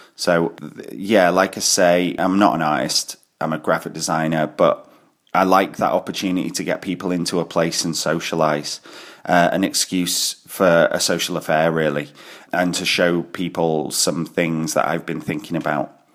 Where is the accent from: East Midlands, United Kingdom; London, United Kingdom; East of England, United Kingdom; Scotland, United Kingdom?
Scotland, United Kingdom; Glasgow; I'm from Glasgow in Scotland